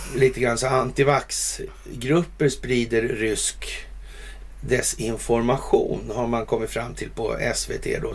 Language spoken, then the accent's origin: Swedish; Sweden; som svensk